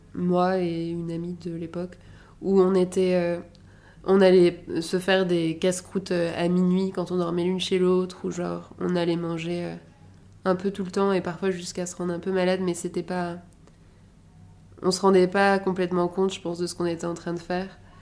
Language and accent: French; Paris, Île-de-France, France; also born or lived in Edinburgh; Je suis née et j'ai grandi à Paris.